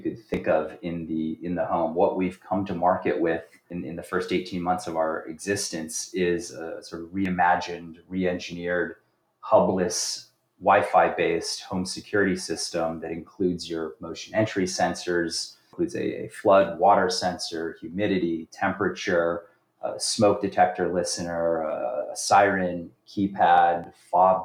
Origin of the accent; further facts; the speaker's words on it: Los Angeles, California, United States; moved away as an adult; now in New York, United States; born originally in California, Los Angeles, grew up there